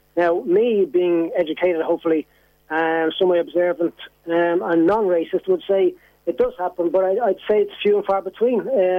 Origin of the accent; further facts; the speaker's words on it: Ireland; as a human being, as well as an Irishman